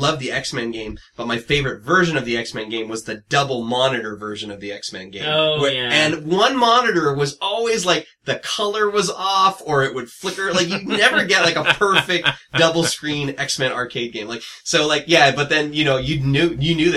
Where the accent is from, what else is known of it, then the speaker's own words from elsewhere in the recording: San Diego, California, United States; I grew up in San Diego, in the south part of San Diego